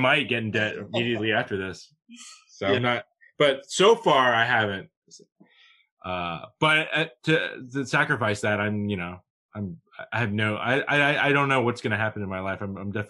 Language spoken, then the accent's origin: English; New York City, New York, United States; born there; Yeah, I mean, I'm kind of from New York. I was born in New York